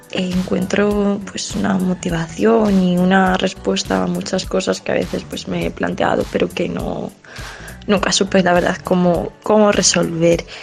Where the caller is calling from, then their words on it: Madrid, Community of Madrid, Spain; de Madrid